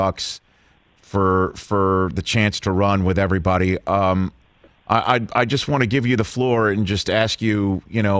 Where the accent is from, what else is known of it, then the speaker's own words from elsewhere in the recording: New York City, New York, United States; my hometown of Staten Island